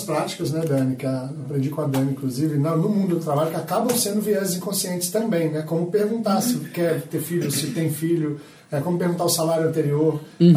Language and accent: Portuguese; Minas Gerais, Brazil; eu sou mineiro, atleticano